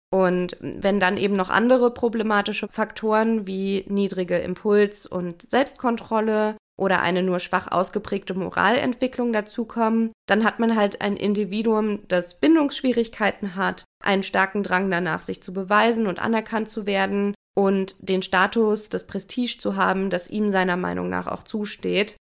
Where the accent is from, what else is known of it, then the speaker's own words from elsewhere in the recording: Germany; bei uns in Deutschland